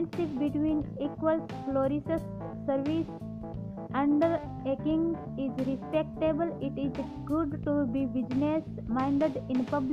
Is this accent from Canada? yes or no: no; India; I am from India.